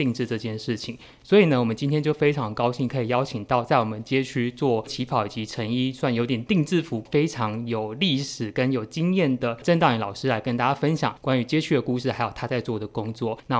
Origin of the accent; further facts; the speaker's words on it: Tainan, Taiwan; 我等于是台南长大，因为其实我是七年级生